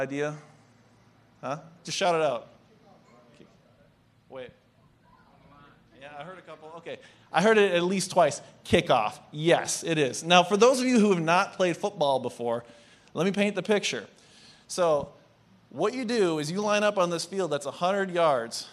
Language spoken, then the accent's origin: English; Pine County, Minnesota, United States; I'm from a town of about 2,800 people, including the prison inmates, so not too big. That's the context of where I come from, Pine County